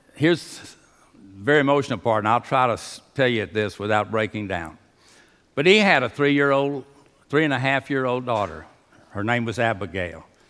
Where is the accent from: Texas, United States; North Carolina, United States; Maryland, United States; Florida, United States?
Texas, United States; Houston; I was raised in Union Baptist Association